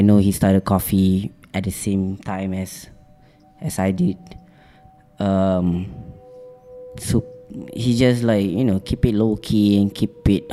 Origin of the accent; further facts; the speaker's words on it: Subang Jaya, Selangor, Malaysia; also born or lived in Penang / Perlis / Sungai Buloh; I grew up in Subang